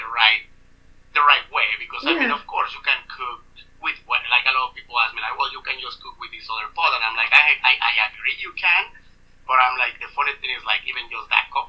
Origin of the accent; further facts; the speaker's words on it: Mexico City, Mexico; now in Edmonton, Canada; we are from Mexico City